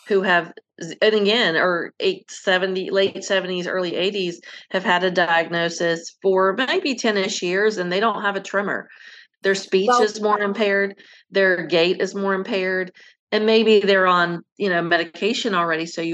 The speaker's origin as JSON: {"language": "English", "region": "the South", "country": "United States", "said": "I'm from the South"}